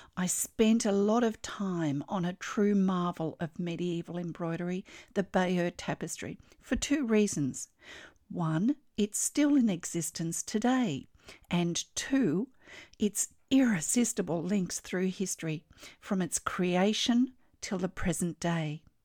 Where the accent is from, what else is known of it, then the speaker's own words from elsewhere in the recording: Australia; I'm an Australian textile artist